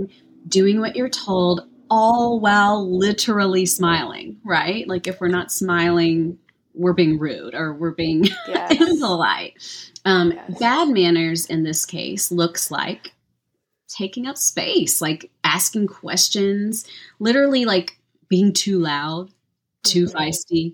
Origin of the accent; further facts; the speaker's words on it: Deep South, United States; I grew up in the Deep South, the Bible Belt